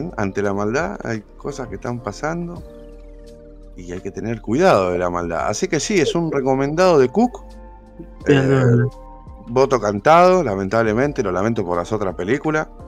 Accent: Argentina; nosotros, como argentinos que defendemos la educación pública

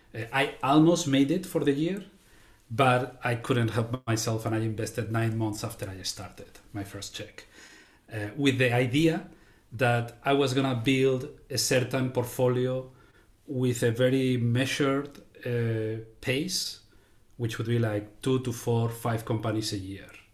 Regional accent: Spain; now in United States; I am originally from Spain, living now in the, uh, United States

